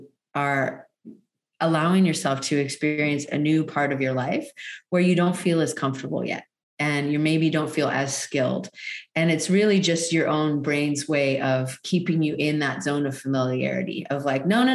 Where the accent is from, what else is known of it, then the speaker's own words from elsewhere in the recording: Canada; moved away as an adult; also born or lived in Hawaii Island, Hawaii; now in Maui, United States; I'm originally from Canada